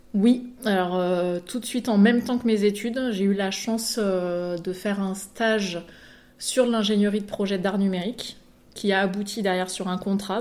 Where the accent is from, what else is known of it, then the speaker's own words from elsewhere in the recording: Mantes-la-Ville, Île-de-France, France; now in Bordeaux area, France; je viens de Mantes-la-Ville euh, dans le 78